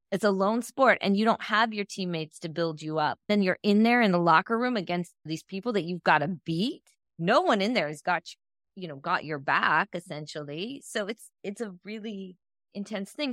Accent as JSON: {"language": "English", "town": "Akron", "region": "Ohio", "country": "United States", "tie": "born or raised there", "said": "My hometown."}